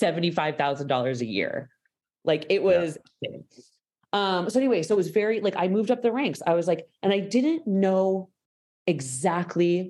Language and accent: English; Boston, Massachusetts, United States; I'm from Boston.